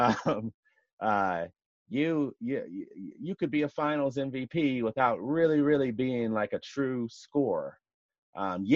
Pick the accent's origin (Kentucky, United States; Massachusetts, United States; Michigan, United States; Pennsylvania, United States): Kentucky, United States; also born or lived in Seattle; now in Washington, D.C., United States; growing up in Kentucky, having a dad from Louisville